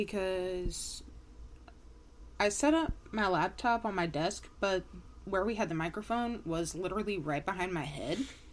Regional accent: Kansas, United States

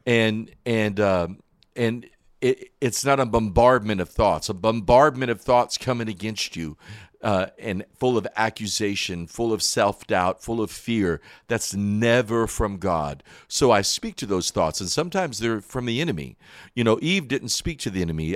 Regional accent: Wilkesboro, North Carolina, United States; also born or lived in Michigan; I was born in Wilkesboro, right here in North Carolina

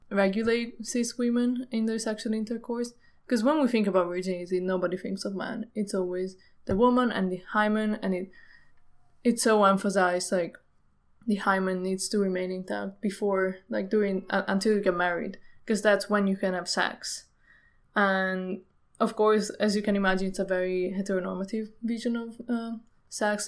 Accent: Italy; I grew up in Italy. It's a very pretty conservative country

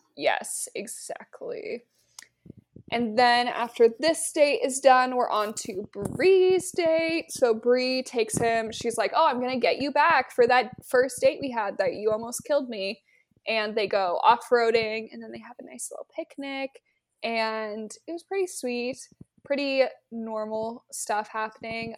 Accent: Nebraska, United States; my hometown date would be going to a Nebraska football game

